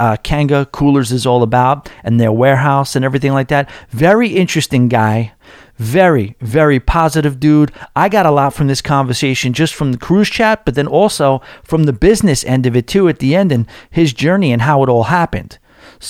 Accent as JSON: {"language": "English", "region": "New York", "country": "United States", "said": "as a New Yorker trying to get into country music"}